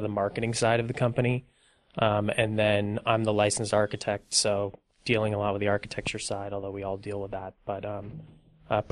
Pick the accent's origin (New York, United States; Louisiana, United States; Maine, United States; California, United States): California, United States; Los Angeles; I was actually born and raised in Los Angeles